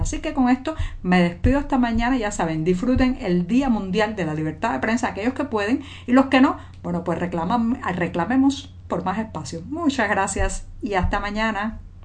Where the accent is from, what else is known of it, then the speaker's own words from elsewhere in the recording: Cuba; cubana, periodista, ciudadana